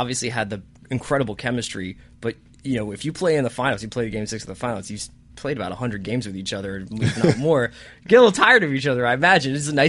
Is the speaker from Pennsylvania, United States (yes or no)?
yes; Philadelphia, Pennsylvania, United States; I am a Philadelphian